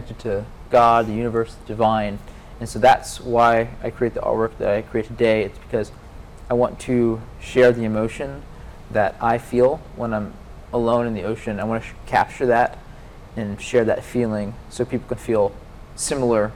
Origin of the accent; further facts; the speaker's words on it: Atlanta, Georgia, United States; moved away as an adult; I grew up in Atlanta, Georgia, and I grew up landlocked, so away from the ocean